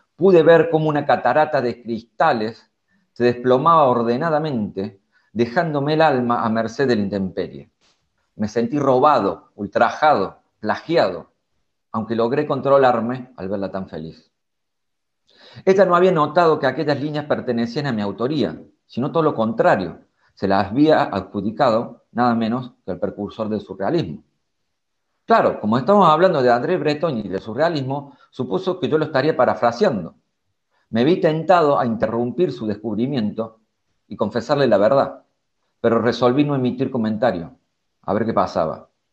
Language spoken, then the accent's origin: Spanish; Córdoba, Argentina; moved away as an adult; now in Berlin, Germany; yo soy de Córdoba, Argentina